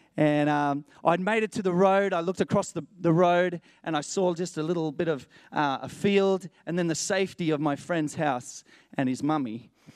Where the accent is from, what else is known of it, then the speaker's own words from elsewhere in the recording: Matatiele, Eastern Cape, South Africa; moved away; I was born in a place called Matatiel, near the Drakensberg Mountains.